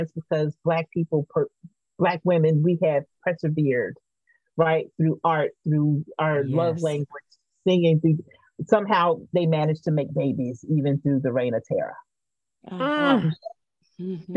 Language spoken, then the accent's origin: English; Verbena, Alabama, United States; also born or lived in Denver, Colorado / Montgomery, Alabama; I was born in Denver, but Verbena, Alabama, just after integration in the 70s